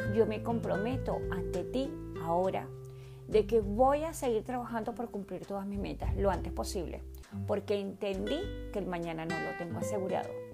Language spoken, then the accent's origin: Spanish; Caracas, Capital District, Venezuela; Nací en Caracas, Venezuela, hace 49 años.